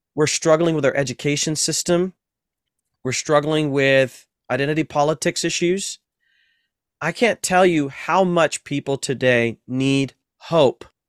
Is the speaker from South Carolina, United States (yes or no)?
no; Ohio, United States; moved away; also born or lived in Massachusetts; in the Midwest, I'm from Ohio